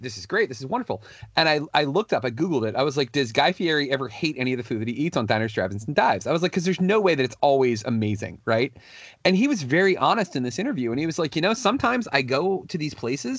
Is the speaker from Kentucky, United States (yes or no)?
no; Northern Virginia, United States; growing up in the Northern Virginia area